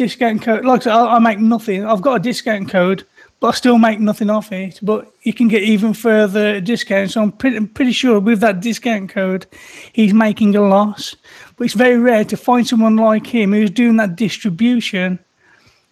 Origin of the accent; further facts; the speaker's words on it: Birmingham, West Midlands, United Kingdom; I'm from the UK here, Birmingham, UK